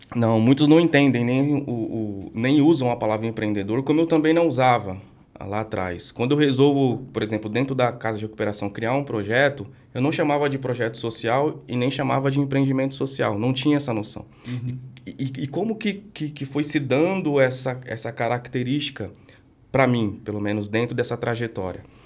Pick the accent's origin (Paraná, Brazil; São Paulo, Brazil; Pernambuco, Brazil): São Paulo, Brazil; eu cresci lá no extremo leste de São Paulo